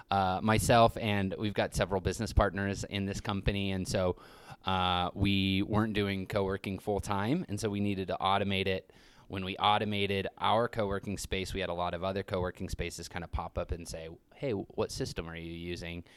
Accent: Grand Junction, Colorado, United States; now in Telluride, United States; I grew up in Grand Junction.

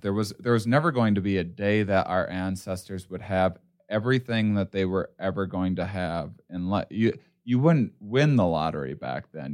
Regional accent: Midwest, United States; I grew up in the Midwest

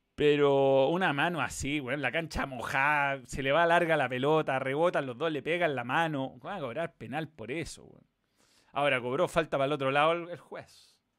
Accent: Chile; fútbol chileno

